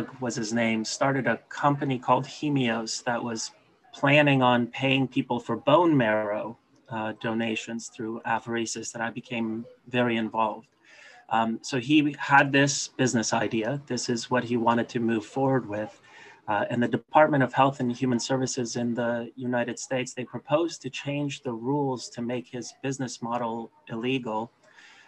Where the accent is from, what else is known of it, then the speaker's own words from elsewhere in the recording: Canada; my home country of Canada